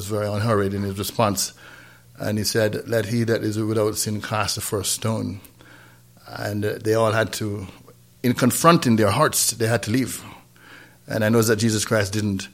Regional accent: Saint Thomas, Jamaica; moved away; also born or lived in North Carolina; we grew up in St. Thomas, Jamaica, not St. Thomas, Virgin Islands, but St. Thomas, Jamaica, in a little town called Trinaville, outside of Marat Bay

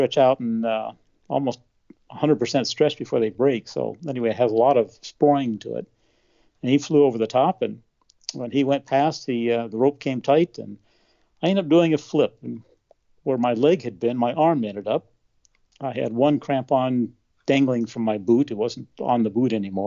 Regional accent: New Mexico, United States; also born or lived in Denver, Colorado; I was born in Denver, Colorado, and grew up in New Mexico.

